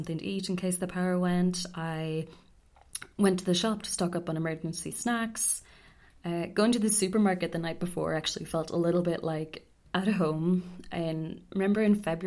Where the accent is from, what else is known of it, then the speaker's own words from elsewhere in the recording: Ireland; moved away as an adult; now in Tokyo, Japan; Growing up in Ireland